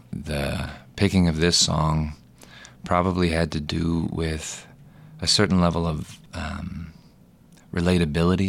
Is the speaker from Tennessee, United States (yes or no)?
no; Little Rock, Arkansas, United States; moved away as an adult; also born or lived in Los Angeles; Born and raised in Little Rock.